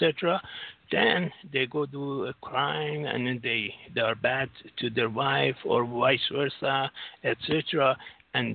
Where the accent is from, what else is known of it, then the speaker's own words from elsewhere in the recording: United States; I'm from the United States